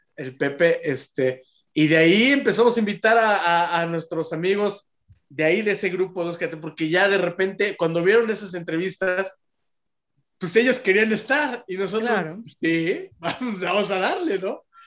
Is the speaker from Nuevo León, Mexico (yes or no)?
no; Mexico City, Mexico; yo soy del Pedregal